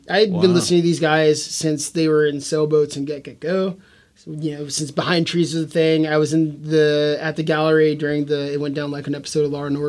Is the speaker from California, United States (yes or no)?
yes; Oakland, California, United States; now in Seattle, United States; So I'm from the Bay Area. Mm-hmm. I'm specifically from Oakland, East Bay, Oakland.